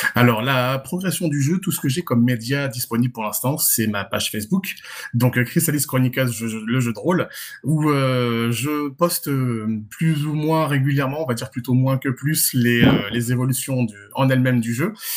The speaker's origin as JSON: {"language": "French", "town": "Nice", "region": "Provence-Alpes-Côte d'Azur", "country": "France", "said": "je suis français de Nice, hein, donc niçois"}